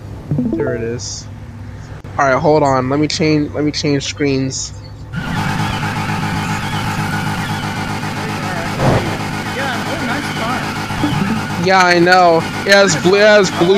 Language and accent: English; the Carolinas, United States; I'm from the Carolinas